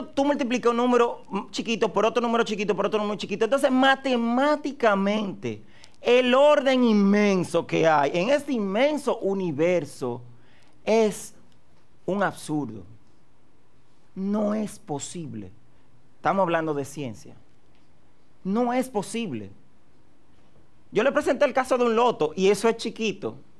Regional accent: Dominican Republic; todo mi pueblo dominicano

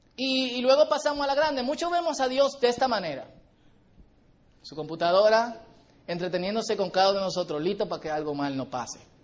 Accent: Dominican Republic; Porque compartimos la misma isla

